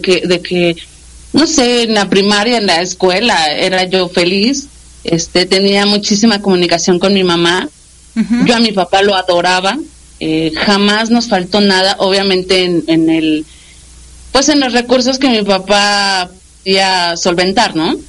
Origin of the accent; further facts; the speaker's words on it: Mexico City, Mexico; soy de la Ciudad de México. Ajá. Estuvimos eh, viviendo muchísimo tiempo en la Ciudad de México.